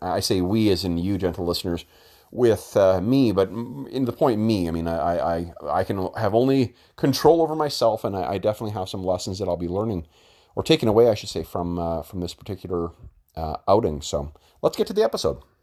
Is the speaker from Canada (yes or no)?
yes; Winnipeg, Manitoba, Canada; Winnipeg, uh, my hometown